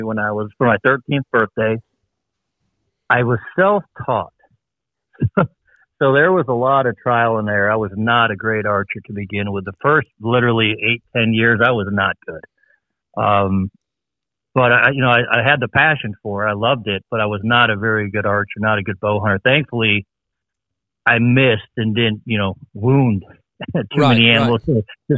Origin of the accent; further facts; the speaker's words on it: Ohio, United States; also born or lived in Northern Michigan; my family and I'm from Northern Michigan, and we moved to Ohio when I was really young